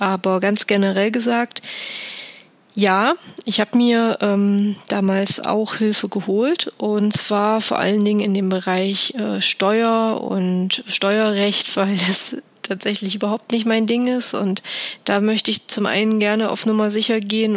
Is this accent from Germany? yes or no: yes; Thuringia, Germany; in meiner Heimat in Thüringen